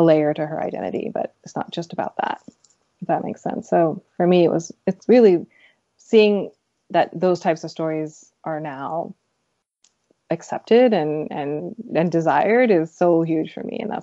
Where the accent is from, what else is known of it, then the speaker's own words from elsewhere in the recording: United States; I'm a Pakistani American